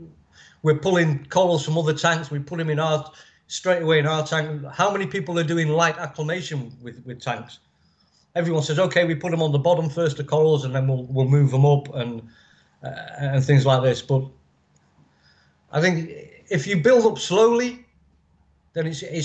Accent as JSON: {"language": "English", "region": "England", "country": "United Kingdom", "said": "I'm English, so I'm basically milk bottle white"}